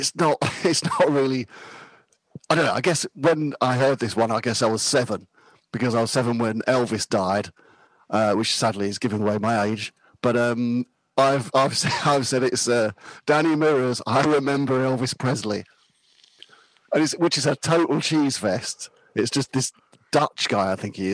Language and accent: English; Cheam, London, United Kingdom; also born or lived in Kingston upon Thames; I was born in Cheam, in the borough of Sutton, in sort of South London, north part of Surrey.